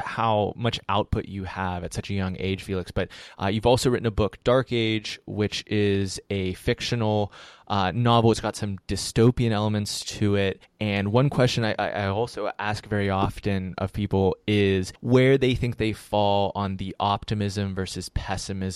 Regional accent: Pittsburgh, Pennsylvania, United States; accent: Pittsburgh; I'm from Pittsburgh

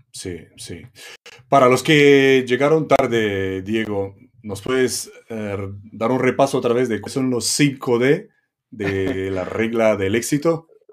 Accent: Romania; now in Costa Blanca, Spain; Yo de origen rumano, pues llegar a Tegucigalpa en, un, trabajo

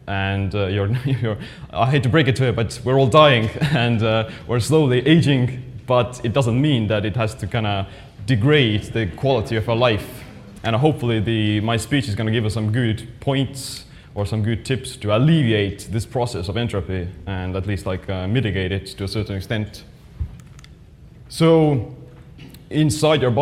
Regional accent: Estonia; I'm actually from Estonia

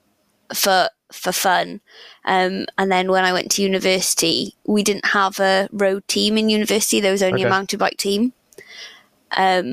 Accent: Llantwit Major, Wales, United Kingdom; also born or lived in Reading; I grew up in Atlantic Major by the sea

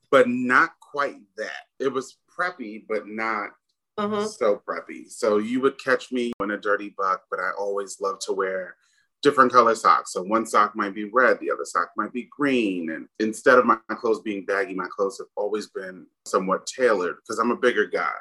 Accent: New York City, New York, United States; I grew up in New York City, born in the 70s, raised

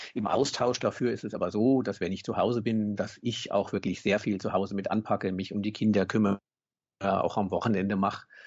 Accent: Bad Homburg, Hesse, Germany; Ich komme aus Bad Homburg in der Nähe von Frankfurt

